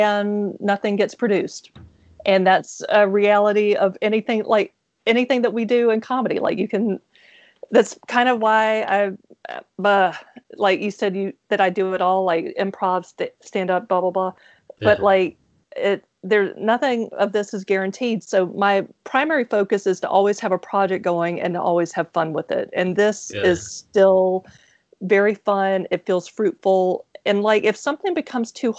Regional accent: Mississippi, United States; I'm from Mississippi, and so people hear my accent

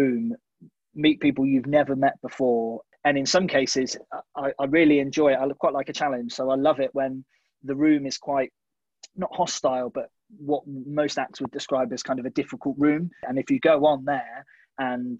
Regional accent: Sidmouth, South West England, United Kingdom; moved away; also born or lived in Bath; And then I grew up in Sidmouth and then moved away to Bath.

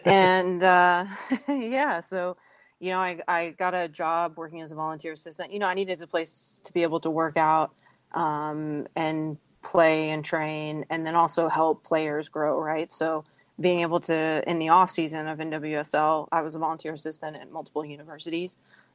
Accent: South Texas, United States; also born or lived in Houston; I'm from South Texas, so I grew up playing club, high school and ODP soccer.

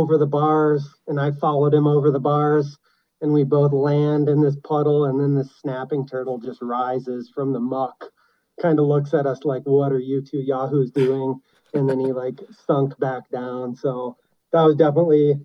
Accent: Pinckney, Michigan, United States; Pato was probably 2 miles via dirt road to my house growing up in Pinckney

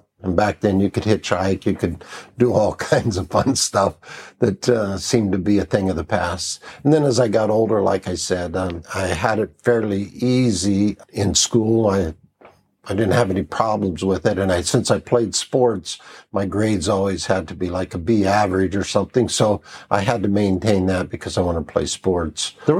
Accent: Las Vegas, Nevada, United States; moved away as an adult; also born or lived in Pennsylvania; I was born in Pennsylvania, raised in Las Vegas, Nevada, which was really a fun time as a kid there because Las Vegas, when I grew up, was small.

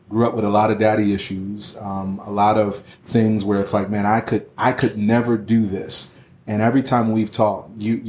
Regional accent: Philadelphia, Pennsylvania, United States; I grew up in Philly

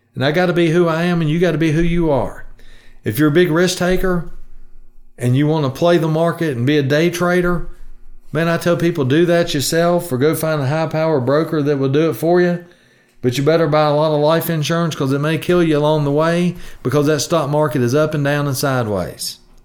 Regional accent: the South, United States; I, I'm from the South. We say ain't

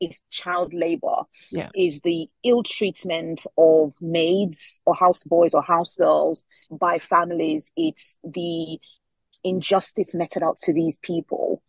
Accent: Lagos, Nigeria; first language Yoruba; English is a second language; moved away as an adult; now in United Kingdom; my childhood growing up in Lagos

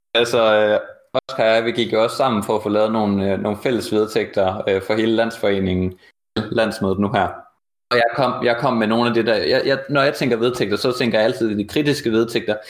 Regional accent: Jutland, Denmark; also born or lived in Horsens; jeg er jo selv fra Jylland

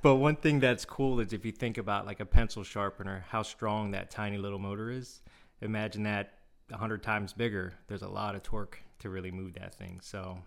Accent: Seoul, South Korea; was born in Seoul

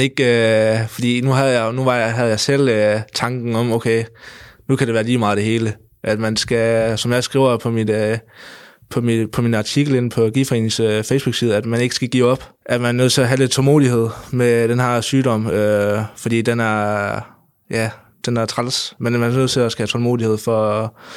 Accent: North Jutland, North Denmark Region, Denmark; op i Nordjylland, øh, hvor jeg kommer fra

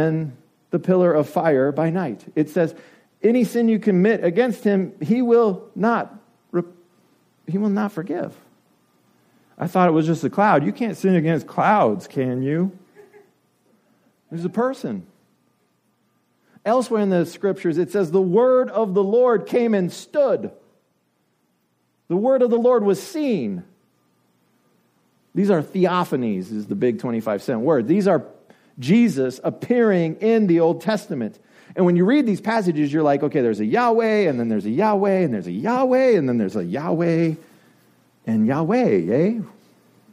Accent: United States; you and I are English-speaking people, we're from America

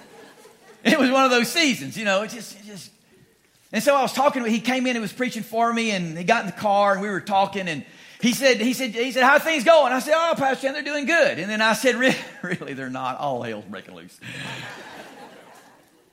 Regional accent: Louisiana, United States; moved away as an adult; also born or lived in Laramie, Wyoming; We're from Louisiana originally, but we were out there for about 7 years

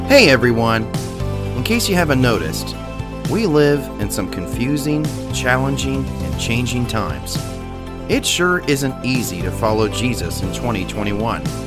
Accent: United States; as an American

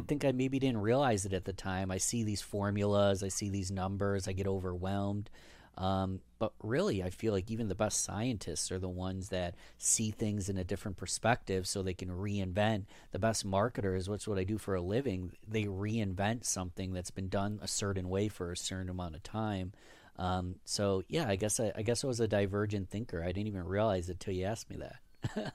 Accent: Rochester, New York, United States; I was born in nineteen ninety-one in Rochester, New York. Born and raised.

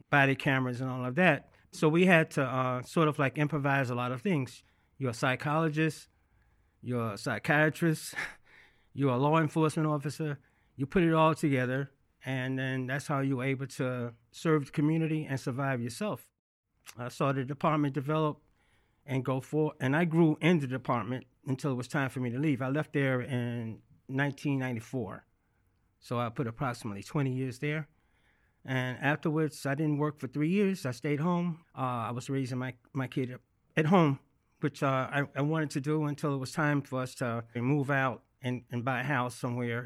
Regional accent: Birmingham, Alabama, United States; accent: Southern; moved away as an adult; now in New York City, United States; I grew up in Birmingham, Alabama

